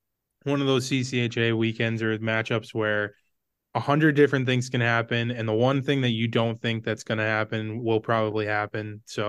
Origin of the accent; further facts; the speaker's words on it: Brainerd, Minnesota, United States; I grew up in Brainerd. I played hockey growing up.